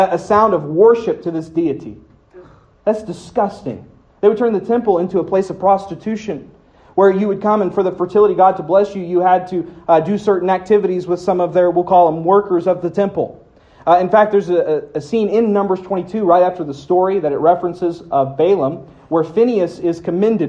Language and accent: English; United States; I'm born here. I'm an American